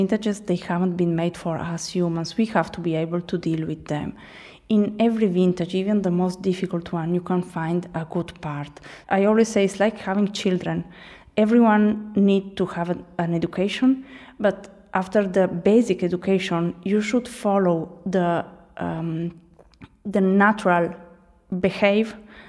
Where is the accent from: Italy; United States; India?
Italy; Trieste, Friuli-Venezia Giulia; English is a second language; Yes, I come from Trieste.